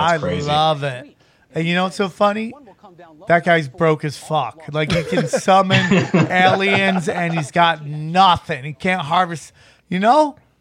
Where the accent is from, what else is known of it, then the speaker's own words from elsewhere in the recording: Syracuse, New York, United States; I'm from Syracuse area.